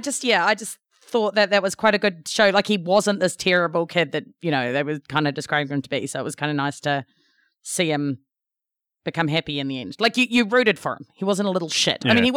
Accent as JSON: {"language": "English", "country": "New Zealand", "said": "That's why being a New Zealander is awesome, because It is really sedate."}